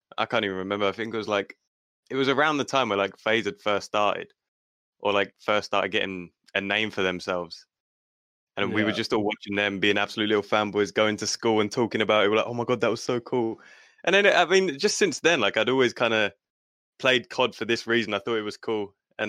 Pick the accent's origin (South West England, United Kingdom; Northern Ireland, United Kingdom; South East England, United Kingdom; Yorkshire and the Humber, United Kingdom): South East England, United Kingdom; Kent; I'm from Kent, which is Kent. Okay. Just outside of London. I'm about 30 minutes away from there.